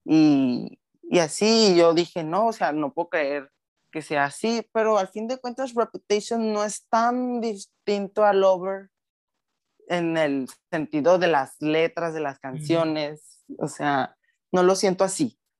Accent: Sonora, Mexico; soy de Sonora, México.

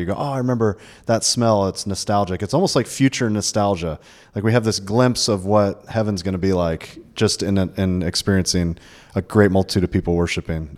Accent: Florida, United States; also born or lived in Georgia; I'm from Florida, uh, born and raised, lived in Georgia a little bit

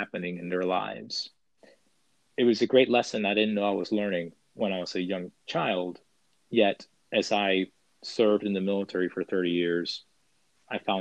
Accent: Puerto Rico; moved away; growing up, I grew up in Puerto Rico

